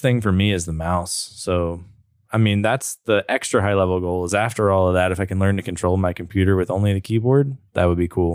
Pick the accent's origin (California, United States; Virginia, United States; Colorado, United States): Virginia, United States; Roanoke; born or raised there; also born or lived in Blacksburg